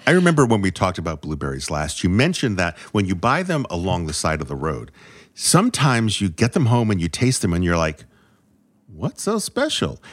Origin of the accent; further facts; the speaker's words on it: New England, United States; I'm from New England